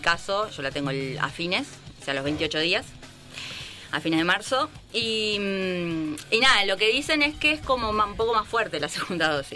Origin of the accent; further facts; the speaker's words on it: Argentina; moved away; yo soy de Argentina